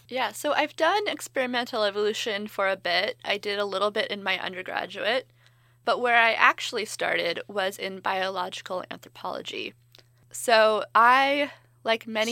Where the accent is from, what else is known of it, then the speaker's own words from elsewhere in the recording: California, United States; I'm from California